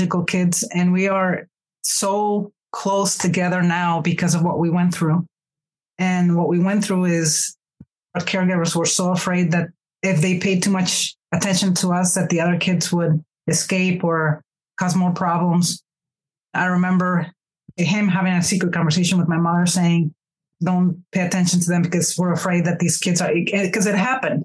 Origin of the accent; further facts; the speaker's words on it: Mexico; moved away as an adult; now in United States; I am originally from Mexico, and I immigrated into the U.S. when I was 18